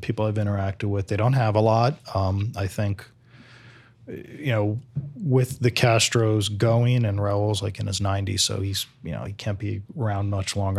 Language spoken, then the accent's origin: English; New Jersey, United States; moved away as an adult; now in St. Petersburg, United States; I grew up in Jersey in the eighties.